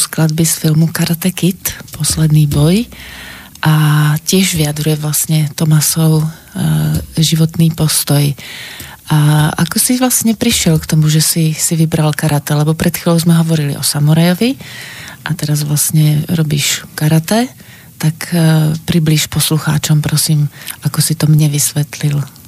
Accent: Slovakia; sama ako Slovenka

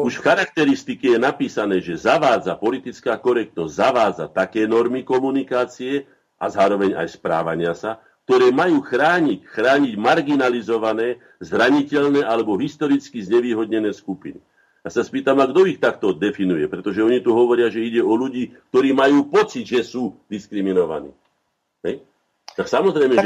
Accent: Slovakia; všetci traja, že štyria, čo tu sme, sme Slováci

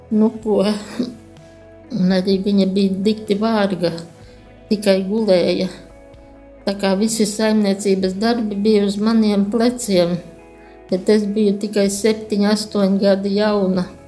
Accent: Jaungulbene, Gulbene Municipality, Latvia; Es nāku no Gulbenes rajona, Jaungulbenes ciema. Piedzimu sīkražotāju ģimenē

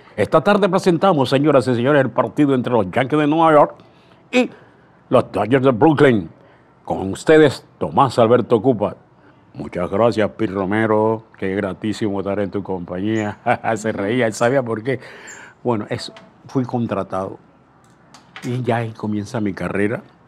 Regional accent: Aguadulce, Coclé, Panama; moved away; also born or lived in La Chorrera; nací en Agua Dulce, de Agua Dulce, un 15 de julio, imagínense, año 1935

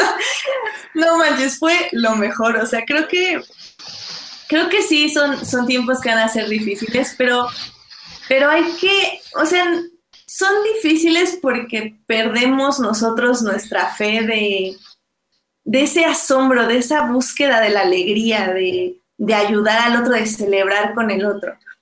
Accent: Mexico; como mexicanos

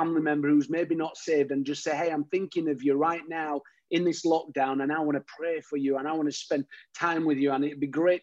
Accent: Yorkshire and the Humber, United Kingdom; growing up in Yorkshire, you had to have a bit of toughness about you

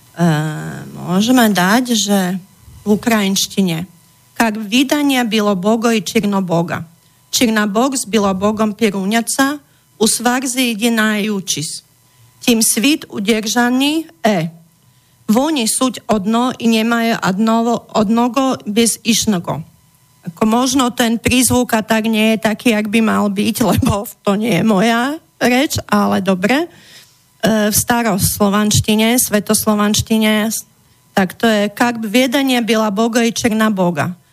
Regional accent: Czechia; u nás v Čechách

